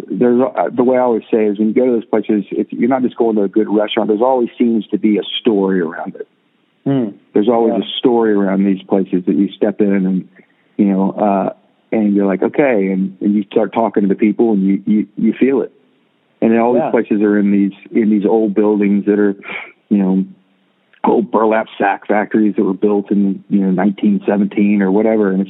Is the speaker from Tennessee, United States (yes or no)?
yes; Jackson, Tennessee, United States; born there; also born or lived in Florida; now in Nashville, United States; Now, I I was born in Tennessee. Uh, uh, in Jackson, but you know, I, I and I've lived in Nashville longer than I've lived anywhere in my life